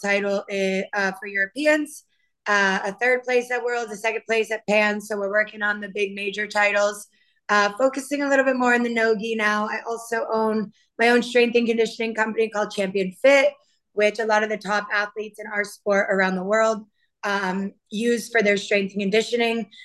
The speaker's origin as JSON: {"language": "English", "region": "Maine", "country": "United States", "moved": "yes", "lives_now": "Miami, United States", "said": "I am originally from Maine and now I reside in Miami"}